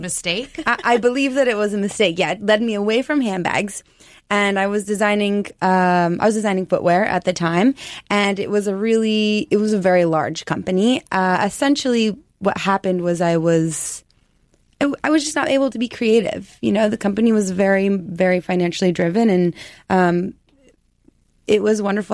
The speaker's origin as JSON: {"language": "English", "region": "Colorado", "country": "United States", "also_born_or_lived": "New York", "moved": "as an adult", "said": "I'm a Colorado girl. I'm from the West. I came to New York to go to Parsons"}